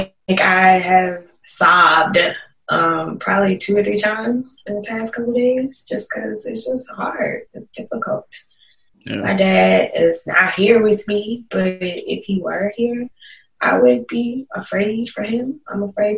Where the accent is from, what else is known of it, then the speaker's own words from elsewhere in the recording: Smithfield, Virginia, United States; moved away; growing up in Isle of Wight County.